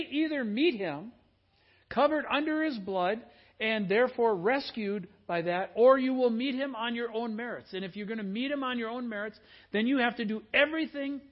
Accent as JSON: {"language": "English", "region": "Midwest", "country": "United States", "tie": "born or raised there", "said": "growing up in the Midwest"}